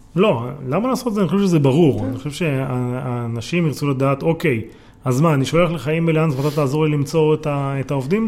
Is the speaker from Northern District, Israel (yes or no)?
no; Yagur, Haifa District, Israel; now in Tel Aviv, Israel; אני גדלתי בקיבוץ יגור. נו. עזבתי לתל אביב